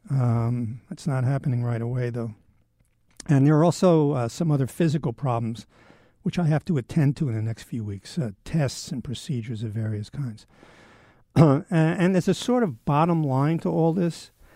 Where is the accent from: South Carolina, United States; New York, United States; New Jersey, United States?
New York, United States; New York City; I grew up in Manhattan